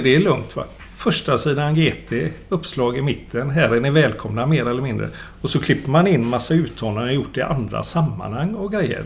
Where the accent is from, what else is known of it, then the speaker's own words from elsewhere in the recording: Gothenburg, Västra Götaland, Sweden; jag är göteborgare och har bott här hela mitt liv.